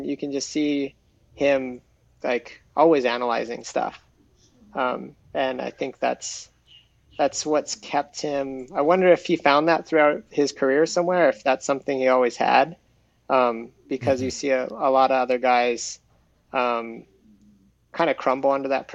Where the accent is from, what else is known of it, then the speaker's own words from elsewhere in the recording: North Shore, Oahu, Hawaii, United States; moved away as an adult; I moved away from Hawaii 10 years ago